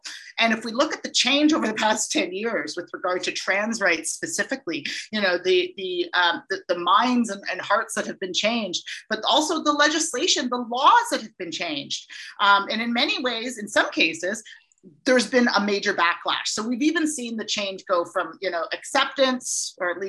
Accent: Brampton, Ontario, Canada; also born or lived in Peterborough; I wanted to come back to Toronto, which is my home. I grew up in Brampton.

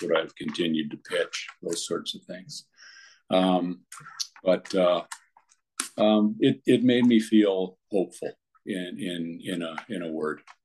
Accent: Comox, British Columbia, Canada; I went back to Comox, BC, my hometown at the time

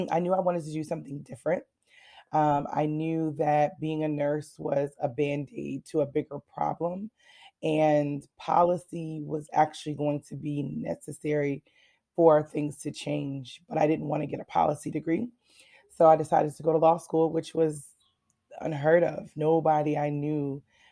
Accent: Connecticut, United States; moved away as an adult; also born or lived in Washington, D.C. / Baltimore; originally I'm from Connecticut

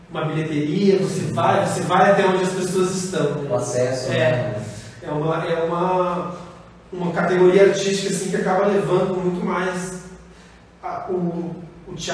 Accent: Porto Alegre, Rio Grande do Sul, Brazil; moved away as an adult; now in Sorocaba, Brazil; Sou do Sul, sou de Porto Alegre.

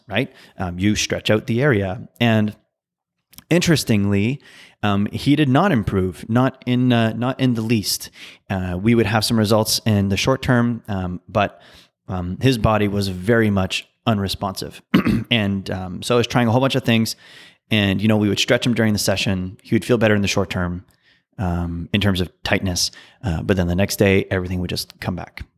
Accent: Ottawa, Ontario, Canada; also born or lived in New Brunswick; I was born in Ottawa, and I spent a good portion of my childhood in New Brunswick, and then moved back to Ottawa uh, when I was 10 years old, and I've been in Ottawa ever since

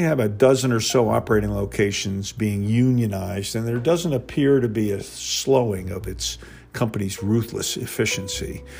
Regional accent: New Jersey, United States; now in Georgia, United States; I reside in Georgia, and though I am from New Jersey

